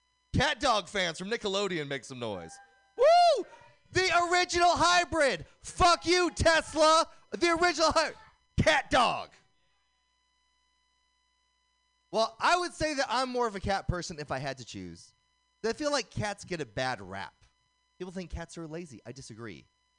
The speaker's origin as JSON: {"language": "English", "town": "Oakland", "region": "California", "country": "United States", "tie": "born or raised there", "said": "Growing up in Oakland, the brothers used to call me …."}